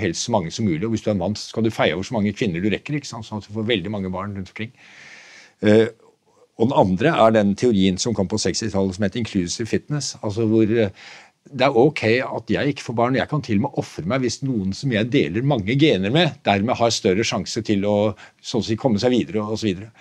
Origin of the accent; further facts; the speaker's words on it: Nøtterøy, Vestfold, Norway; jeg vokste selv opp på Nøtterøy